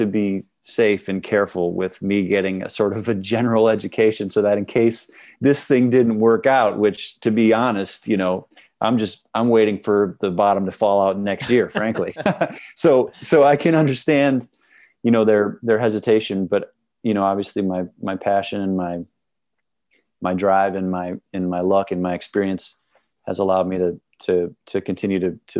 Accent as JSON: {"language": "English", "town": "Milwaukee", "region": "Wisconsin", "country": "United States", "moved": "yes", "lives_now": "Brooklyn, United States", "said": "I'm from Milwaukee, Wisconsin."}